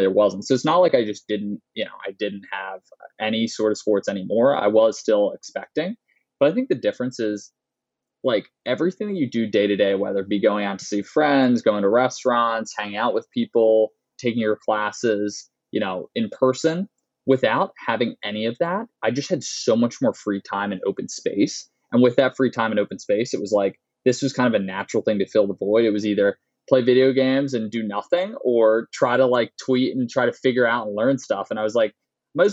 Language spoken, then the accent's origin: English; Philadelphia, Pennsylvania, United States; moved away as an adult; also born or lived in New Haven, Connecticut; I'm originally from the Philadelphia area